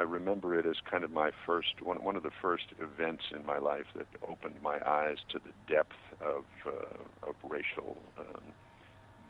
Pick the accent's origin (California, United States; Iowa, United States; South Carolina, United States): California, United States; Los Angeles; I was raised in here in Los Angeles